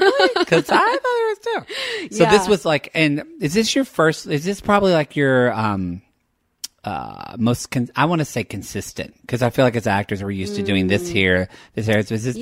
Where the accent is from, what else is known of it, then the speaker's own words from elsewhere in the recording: Oklahoma, United States; now in Los Angeles, United States; I'm from Oklahoma and I'm very white.